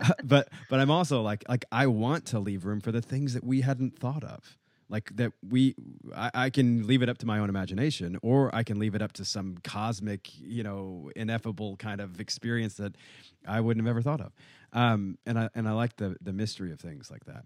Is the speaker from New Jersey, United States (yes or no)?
no; Nashville, Tennessee, United States; I was raised in Nashville, Tennessee